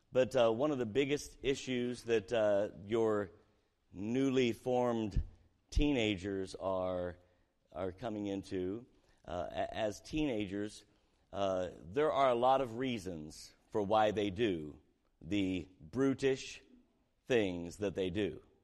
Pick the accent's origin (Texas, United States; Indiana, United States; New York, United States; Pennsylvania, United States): Indiana, United States; Southern; we were raised in Southern Indiana, poor community